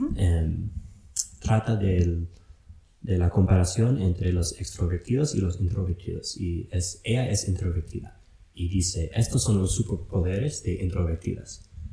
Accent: Wisconsin, United States; Spanish is a second language; moved away as an adult; also born or lived in Philadelphia / San Francisco; now in Loja, Ecuador; Yo crecí en Wisconsin, arriba al norte, arriba de Chicago, donde hace mucho frío

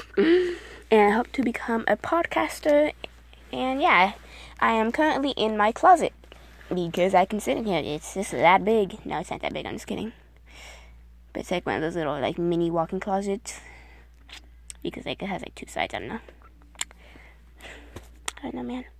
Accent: New York City, New York, United States; I was born in New York, Queens

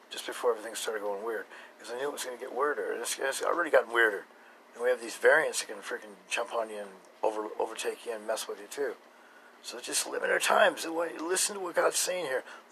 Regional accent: Boise, Idaho, United States; I'm from Boise, Idaho. And there's a great river here

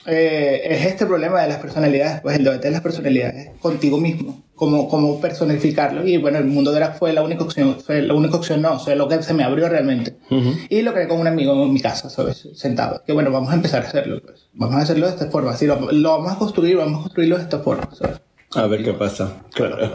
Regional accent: Venezuela; moved away; desde que me vine de Venezuela con, con, las, eh, con mis amigos actualmente aquí

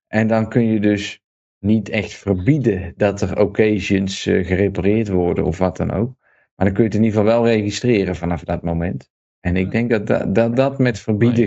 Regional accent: Netherlands; moved away as an adult; also born or lived in Breda; now in Serbia

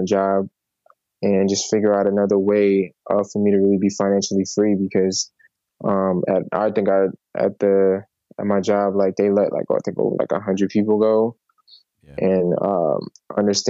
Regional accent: New York City, New York, United States; I was born in the Bronx

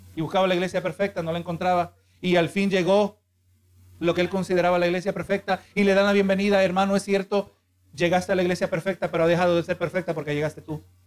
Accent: Honduras; now in United States; O yo soy americano. No, yo soy de Honduras

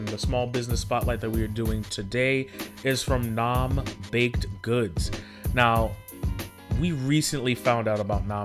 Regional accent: New York City, New York, United States; as a New Yorker, especially growing up in the Bronx

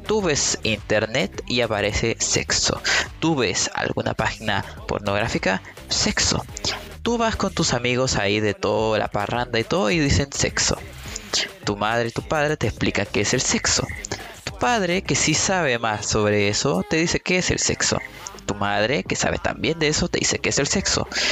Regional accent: Chile; soy de Chile

